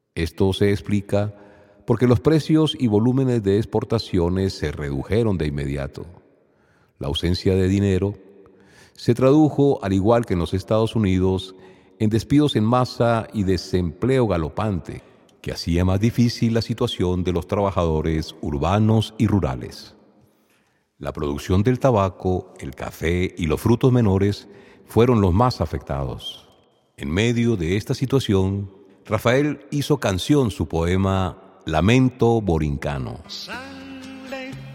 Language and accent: Spanish; Venezuela; aquella que en Venezuela conocemos como música cañonera